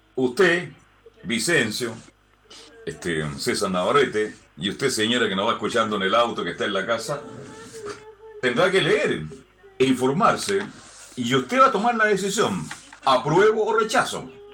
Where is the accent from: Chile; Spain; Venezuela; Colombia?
Chile; somos muy lapidarios en la crítica en Chile